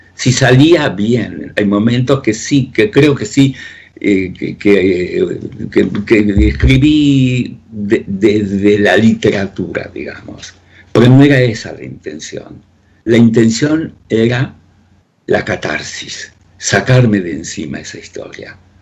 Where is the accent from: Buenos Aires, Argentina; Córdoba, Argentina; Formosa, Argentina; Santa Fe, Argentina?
Córdoba, Argentina; Río Ceballos; moved away as an adult; also born or lived in Soviet Union / France / Spain; desde mi adolescencia, vividas allí en Río Ceballos